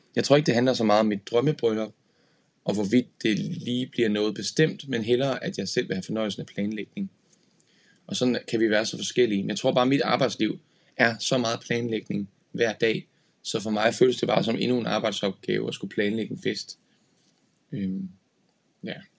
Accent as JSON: {"language": "Danish", "town": "Horsens", "region": "Central Denmark Region", "country": "Denmark", "said": "i Horsens, hvor jeg er fra"}